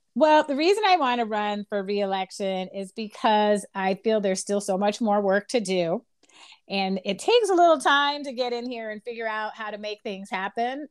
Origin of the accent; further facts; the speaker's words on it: Chicago, Illinois, United States; also born or lived in Washington, D.C. / Lynwood; I grew up in Chicago